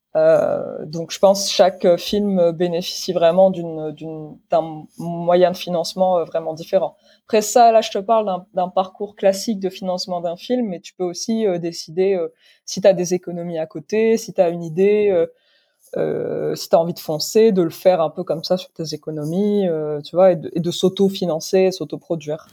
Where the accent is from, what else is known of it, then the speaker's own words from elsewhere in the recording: Morocco; moved away as an adult; also born or lived in London; now in France; je suis née, j'ai grandi au Maroc